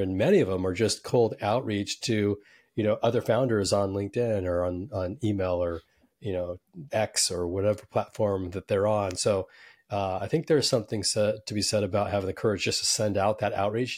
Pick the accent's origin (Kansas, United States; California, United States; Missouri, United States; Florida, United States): California, United States; Silicon Valley; I'm from Silicon Valley